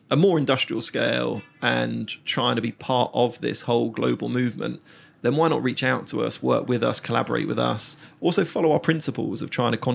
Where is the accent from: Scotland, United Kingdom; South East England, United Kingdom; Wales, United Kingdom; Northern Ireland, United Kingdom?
South East England, United Kingdom; Reigate; yeah, yeah, yeah, yeah, Even my, um, my hometown.